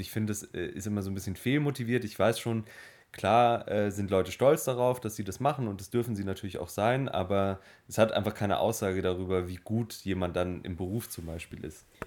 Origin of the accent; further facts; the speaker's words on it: Germany; bei uns in Deutschland